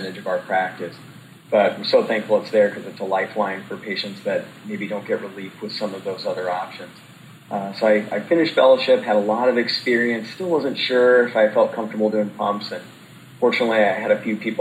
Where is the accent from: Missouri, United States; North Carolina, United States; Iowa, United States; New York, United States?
Missouri, United States; St. Louis; also born or lived in Indianapolis; I'm originally from St. Louis